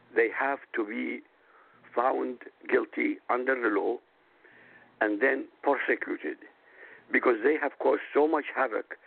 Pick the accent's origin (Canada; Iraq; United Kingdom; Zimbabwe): Iraq; moved away; Originally from Iraq